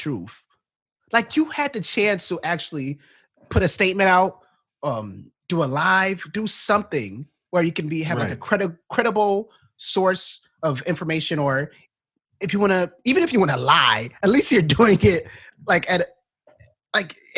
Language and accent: English; Ghana; I'm from Ghana too.